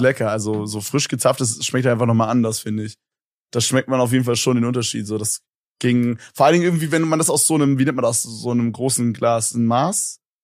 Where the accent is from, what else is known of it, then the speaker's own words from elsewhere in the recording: Berlin, Germany; Ich komme so aus Berlin